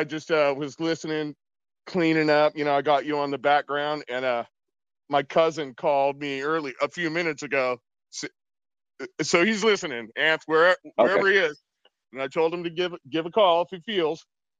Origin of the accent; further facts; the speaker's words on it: Sacramento, California, United States; We're from Sacktown.